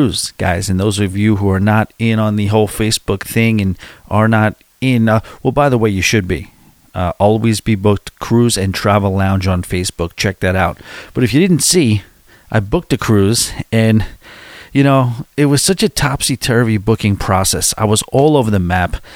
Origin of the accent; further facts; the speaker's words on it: Long Island, New York, United States; accent: New York; You hear some, you know, some real serious Long Island accents where I'm from.